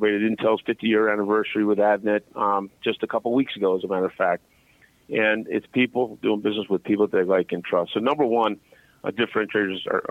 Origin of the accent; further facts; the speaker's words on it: Philadelphia, Pennsylvania, United States; I'm from Philadelphia